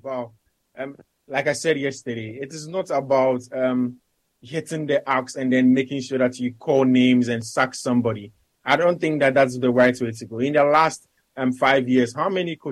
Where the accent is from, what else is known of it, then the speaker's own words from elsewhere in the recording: Ghana; as a Ghanaian.